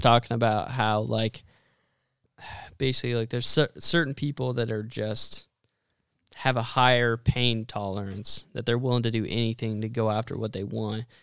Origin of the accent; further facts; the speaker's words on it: Western Nebraska, United States; I grew up in Western Nebraska